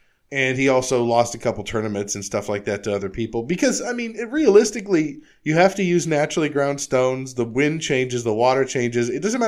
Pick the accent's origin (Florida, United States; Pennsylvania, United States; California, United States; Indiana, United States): California, United States; No, I grew up in California.